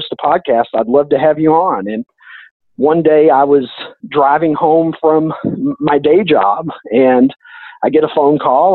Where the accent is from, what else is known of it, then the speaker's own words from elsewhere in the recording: Kentucky, United States; I'm from Kentucky.